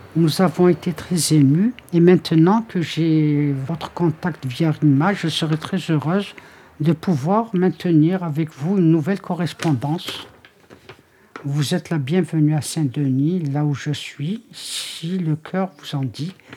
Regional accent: Tazmalt, Béjaïa Province, Algeria; now in France; je suis née à Tasmalt, voilà. Mm. À Tasmalt, la wilaya de, de Béjaïa, en Algérie

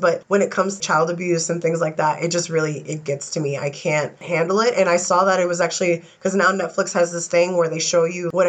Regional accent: New York, United States; moved away; I'm such a New Yorker.

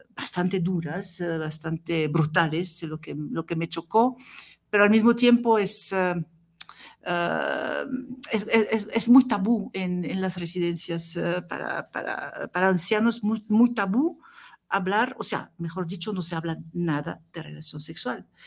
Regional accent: Tunisia; now in France; nací en Túnez, así que eh, yo soy más

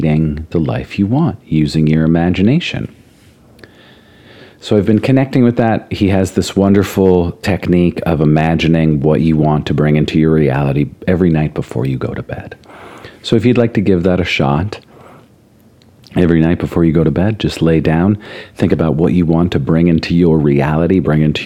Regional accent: Hazleton, Pennsylvania, United States; I grew up in the Hazleton area, and I just say it's the Poconos

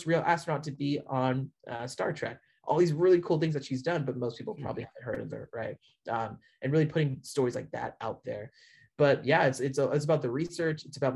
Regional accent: north of Seattle, Washington, United States; also born or lived in Canada; I live a little bit north of Seattle, is where I grew up

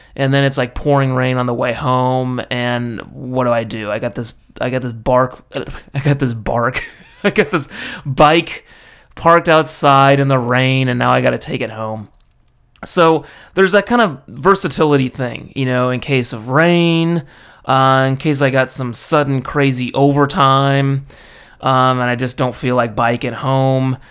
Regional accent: California, United States; moved away as an adult; now in Japan; being American and from California, I, uh, I grew up with a helmet law

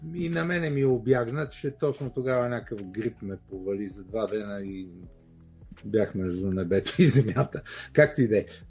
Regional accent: Bulgaria; ние сме си българи и живеем тук

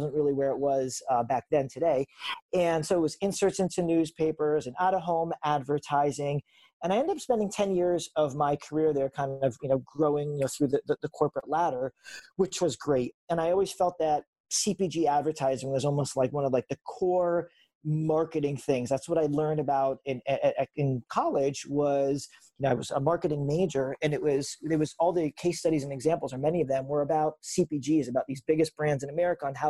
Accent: West Hartford, Connecticut, United States; moved away as an adult; also born or lived in Vermont / Manhattan; So I grew up in West Hartford, Connecticut. That's where I was born and raised.

